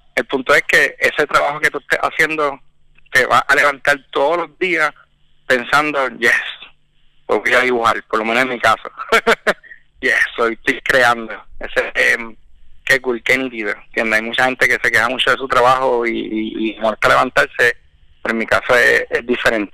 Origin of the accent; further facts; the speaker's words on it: Puerto Rico; nací en Puerto Rico y estudié